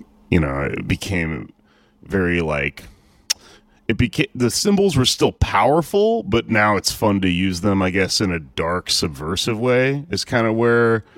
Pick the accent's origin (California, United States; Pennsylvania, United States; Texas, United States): Texas, United States; my dad's Mexican, my mom's white, I grew up in Texas